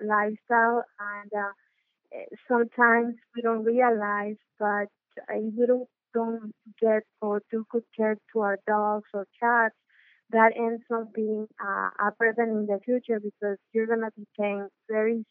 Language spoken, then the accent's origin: English; Mexico; I am from Mexico.